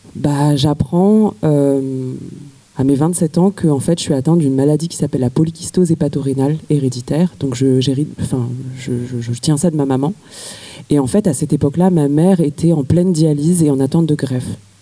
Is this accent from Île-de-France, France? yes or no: yes; Paris, Île-de-France, France; j'ai grandi à Paris